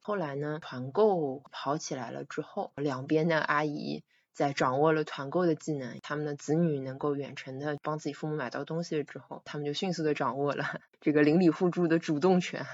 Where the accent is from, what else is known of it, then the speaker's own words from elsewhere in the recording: Shanghai, China; 我是出生在这里的